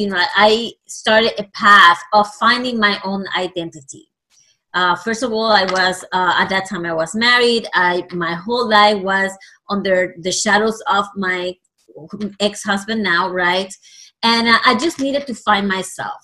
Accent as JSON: {"language": "English", "country": "Puerto Rico", "tie": "born or raised there", "first_language": "Spanish", "second_language": "English", "moved": "yes", "said": "I actually am originally from Puerto Rico. So I was raised in the Latino country, and obviously Spanish is my first language."}